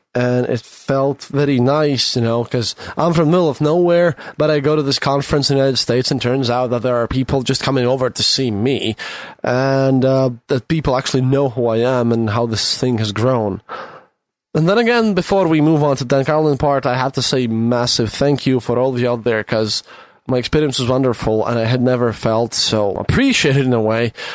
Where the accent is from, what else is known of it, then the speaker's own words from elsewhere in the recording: Latvia; i'm from latvia